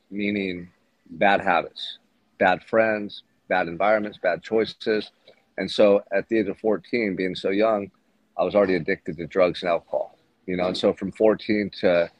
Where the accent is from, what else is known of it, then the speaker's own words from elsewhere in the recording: Santa Barbara, California, United States; I'm here in Santa Barbara right now, my hometown